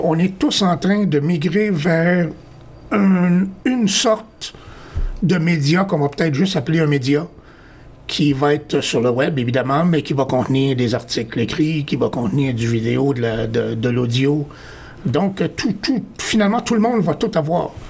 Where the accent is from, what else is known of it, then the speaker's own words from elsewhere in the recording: Montreal, Quebec, Canada; moved away as an adult; now in Toronto, Canada; je suis originaire de Montréal. Alors, ça fait quelques années que je suis à Toronto